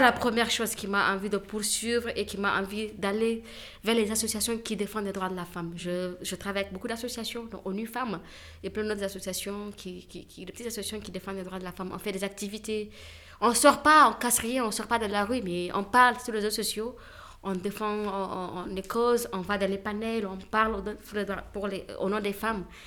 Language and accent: French; Niger; je, je, suis nigérienne. Je viens du Niger